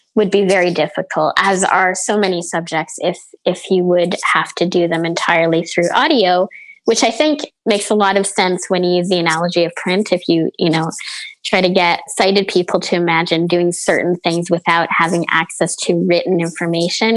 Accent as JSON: {"language": "English", "town": "Montreal", "region": "Quebec", "country": "Canada", "tie": "born or raised there", "said": "born and raised in Montreal, so I've been here my whole life"}